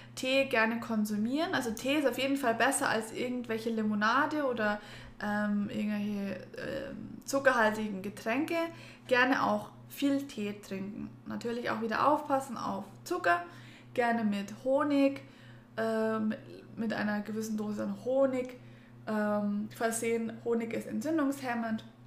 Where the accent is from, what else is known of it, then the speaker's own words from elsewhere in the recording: Germany; bei uns in Deutschland